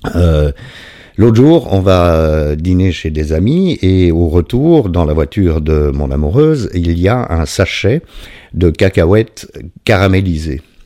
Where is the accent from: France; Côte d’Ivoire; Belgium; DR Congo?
Belgium; je suis belge